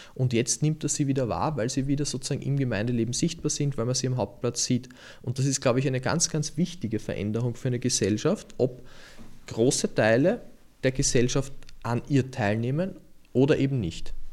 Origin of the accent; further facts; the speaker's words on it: Lower Austria, Austria; now in Vienna, Austria; weil ich gebürtiger Niederösterreicher bin